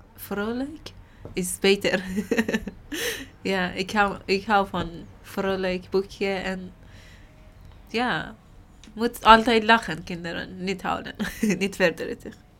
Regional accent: Iran; Dutch is a second language; moved away as an adult; also born or lived in Turkey; now in Netherlands; Ik kom uit Iran.

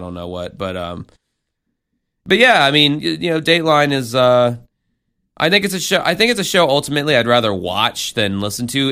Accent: the South, United States; now in Florida, United States; I'm from the South

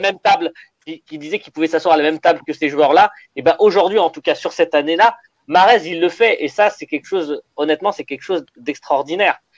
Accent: Algeria; quand on est algérien, africain

